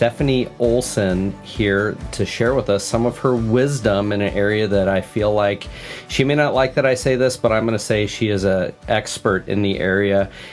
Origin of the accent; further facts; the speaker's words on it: Omaha, Nebraska, United States; I grew up in Omaha